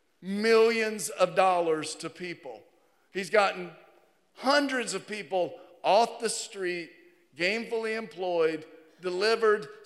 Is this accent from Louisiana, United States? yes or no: no; Virginia, United States; moved away as an adult; growing up in Virginia, I think Virginia's the prettiest. I've been here since 89, more than half of my life